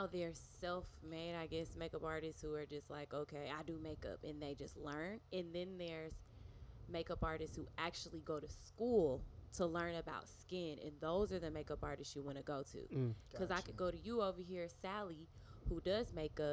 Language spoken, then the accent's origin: English; Harvest, Alabama, United States; I am from Harvest, Alabama